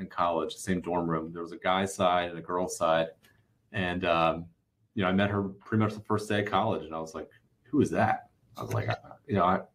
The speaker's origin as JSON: {"language": "English", "town": "Baltimore", "region": "Maryland", "country": "United States", "tie": "born or raised there", "said": "Baltimore, which is where I'm from"}